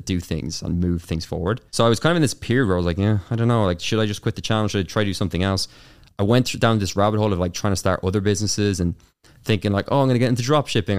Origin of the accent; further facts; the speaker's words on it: Carlow, Leinster, Ireland; accent: Irish; growing up in Ireland. So I'm Irish, of course, as you can tell from the, the accent